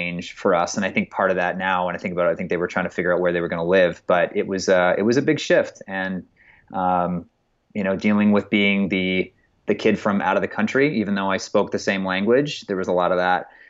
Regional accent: Phoenix, Arizona, United States; also born or lived in Toronto, Canada / Vancouver, Canada / Scottsdale, Arizona; I pretty much grew up here most of my formative years, and where most of my faith-based adolescence and development and sort of, you know, what ended up sort of developing into a complete ideology and belief system sort of formed while I was here growing up in the Phoenix area.

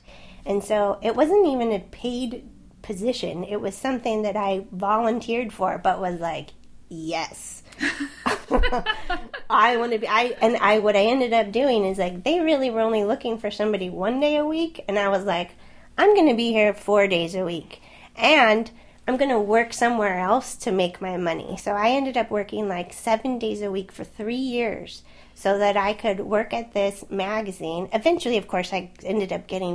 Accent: Southern California, United States; also born or lived in Swansea, Wales; I'm from California, right? I'm from Southern California. It's a beach place. Did not live far from the ocean

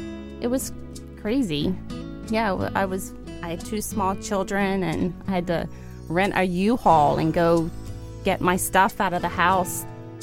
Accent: Kentucky, United States; I'm from the South, from Kentucky, mm-hmm. and so a religious background.

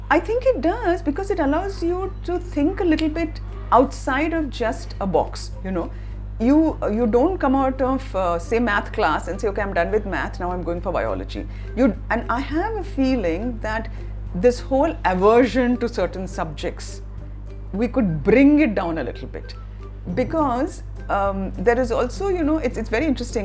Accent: India; as an Indian

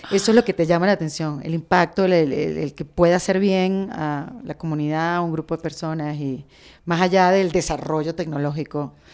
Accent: Venezuela; Como venezolana escucho muchas cosas de López Obrador.

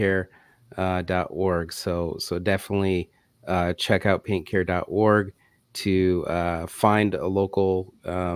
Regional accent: Michigan, United States; moved away; I used to live in Michigan. I grew up in Michigan

